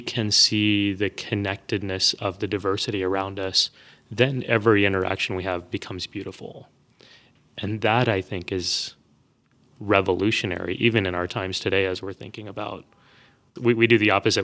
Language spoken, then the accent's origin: English; Texas, United States; I grew up in Texas.